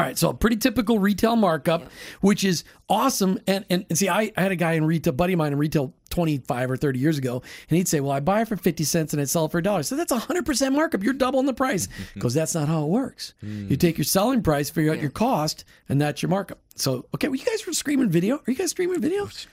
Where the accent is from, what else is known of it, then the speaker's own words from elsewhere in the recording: Minnesota, United States; now in Florida, United States; I grew up in Minnesota, still can't say aunt